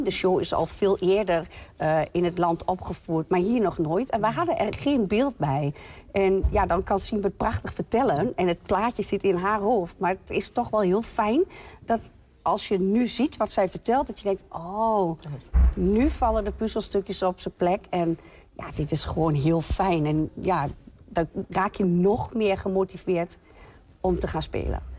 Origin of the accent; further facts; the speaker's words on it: Twente, Overijssel, Netherlands; ik kom uit Twente